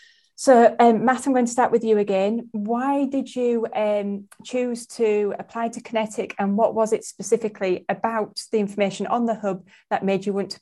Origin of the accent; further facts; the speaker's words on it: Bradford, Yorkshire and the Humber, United Kingdom; A big up to my hometown of Bradford. That's where I was born and bred.